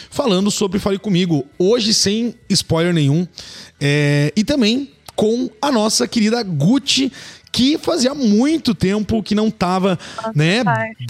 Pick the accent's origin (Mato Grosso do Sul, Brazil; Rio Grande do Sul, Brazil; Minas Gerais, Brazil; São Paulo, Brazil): São Paulo, Brazil; eu sou de São Paulo